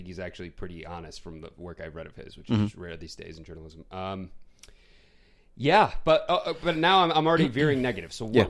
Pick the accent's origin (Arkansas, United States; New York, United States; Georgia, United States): New York, United States; Queens; accent: New York Queens; But I have like a New York Queens accent, especially when I get like passionate.